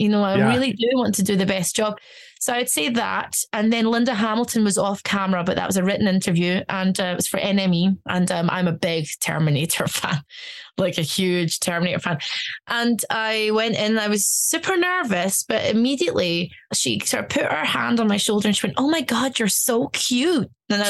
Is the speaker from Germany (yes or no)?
yes; Stuttgart, Baden-Württemberg, Germany; born there; I speak German. I studied German in university. I was born in Stuttgart.